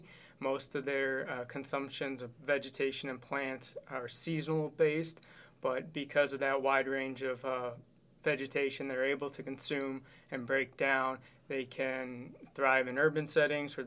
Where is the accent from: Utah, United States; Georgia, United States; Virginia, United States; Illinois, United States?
Illinois, United States; Southwest; now in Wisconsin, United States; I grew up in Southwest portion of Illinois and was raised in an area rich with outdoor opportunities